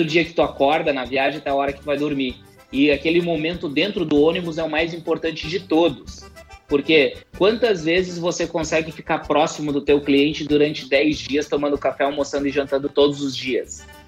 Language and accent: Portuguese; Brazil; nós, como país subdesenvolvido